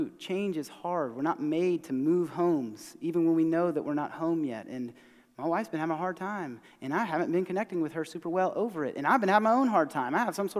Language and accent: English; Mount Pleasant, South Carolina, United States; I grew up here in America, East Cooper, east of the Cooper